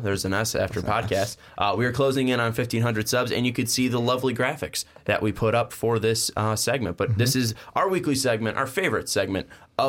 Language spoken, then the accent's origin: English; Illinois, United States; I'm from Illinois.